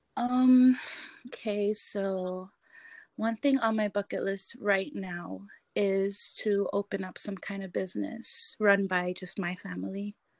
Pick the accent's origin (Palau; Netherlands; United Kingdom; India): Palau; moved away as an adult; also born or lived in Pohnpei; now in San Francisco, United States; I grew up in Palau